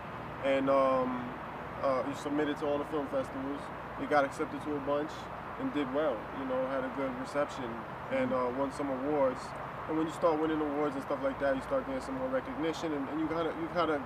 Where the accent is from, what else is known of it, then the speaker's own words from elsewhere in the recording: New York City, New York, United States; also born or lived in Queens, New York / Brooklyn, New York; Born and raised Washington Heights